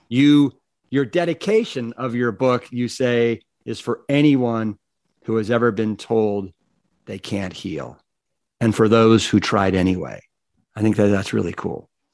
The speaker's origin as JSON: {"language": "English", "town": "Cleveland", "region": "Ohio", "country": "United States", "also_born_or_lived": "Austin, Texas", "moved": "yes", "said": "I'm from Cleveland, Ohio"}